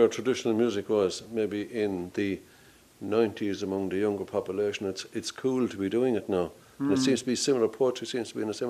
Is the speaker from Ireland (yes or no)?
yes; Ennis, Munster, Ireland; And I know they say Ennis is such a great town. It's my hometown